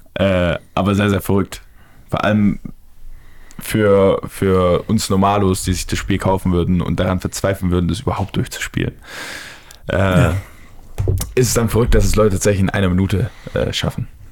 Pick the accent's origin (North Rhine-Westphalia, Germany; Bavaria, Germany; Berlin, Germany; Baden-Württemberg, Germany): Baden-Württemberg, Germany; Stuttgart; als Stuttgarter